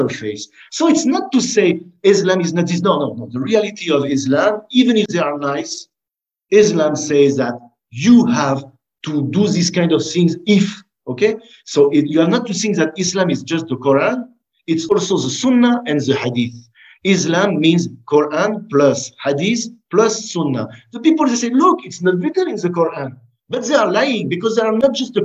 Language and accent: English; France; I grew up with them in France.